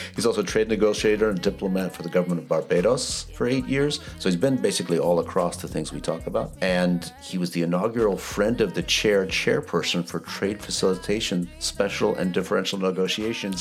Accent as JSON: {"language": "English", "region": "Wisconsin", "country": "United States", "tie": "born or raised there", "moved": "yes", "said": "my hometown in Wisconsin"}